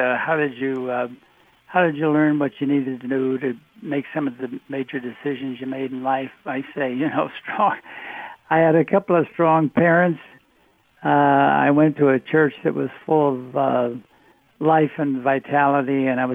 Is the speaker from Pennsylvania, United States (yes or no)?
no; Oak Park, Illinois, United States; grew up in Oak Park, Illinois